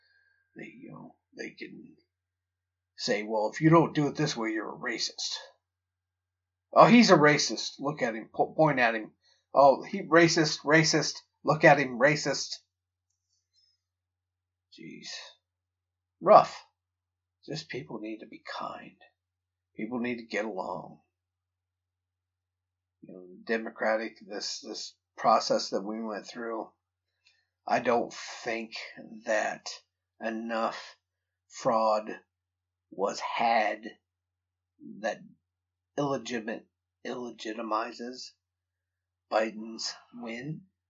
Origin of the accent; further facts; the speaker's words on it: Toledo, Ohio, United States; I'm from fucking Toledo. So don't. I was born and raised in Toledo, Ohio.